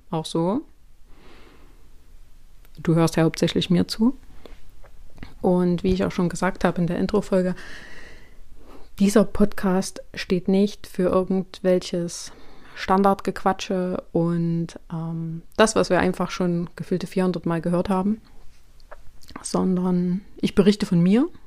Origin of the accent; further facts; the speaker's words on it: Thuringia, Germany; born there; ich bin 32 Jahre alt, gebürtige Thüringerin, wohne aber schon seit nun mittlerweile zwölf Jahren in Sachsen.